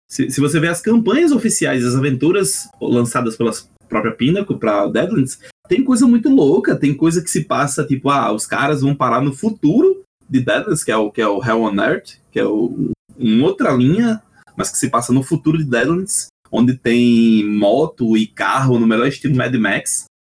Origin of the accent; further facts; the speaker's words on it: Northeast Region, Brazil; accent: nordestino; Pelo meu sotaque, todo mundo já deve ter percebido que eu sou nordestino